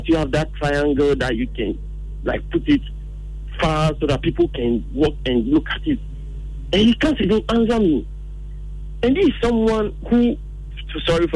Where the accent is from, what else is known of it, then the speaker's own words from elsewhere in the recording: Ghana; as Ghanaians